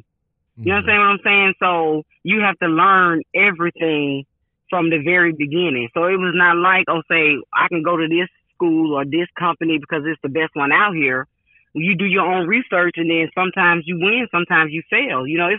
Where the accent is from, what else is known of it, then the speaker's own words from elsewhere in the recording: Jacksonville, Florida, United States; now in Tampa, United States; I came from Jacksonville, Florida, and passed all my tests, and now I'm here in Tampa, and you want me to retake all the CDL exams?